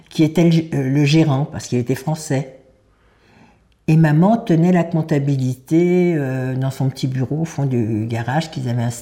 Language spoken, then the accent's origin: French; Paris, Île-de-France, France; also born or lived in Normandy; depuis l'âge de 15 ans. Je suis née à Paris le 23 décembre 1931 de maman qui était de Pologne, de Lodge, d'une famille très aisée à Lodge, de sept enfants.